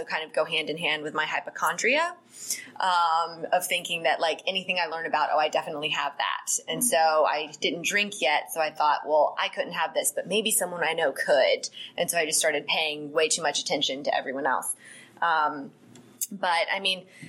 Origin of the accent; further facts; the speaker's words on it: Atlanta, Georgia, United States; I am a native Atlantan. I grew up in Gwinnett County